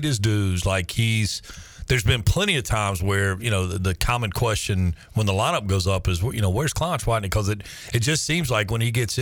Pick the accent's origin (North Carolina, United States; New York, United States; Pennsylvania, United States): North Carolina, United States; Charlotte; growing up in Charlotte, when we got done with middle school, we were in an open program